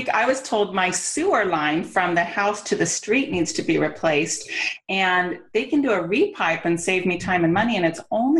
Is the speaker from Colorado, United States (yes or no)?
no; California, United States; accent: California; There's my California accent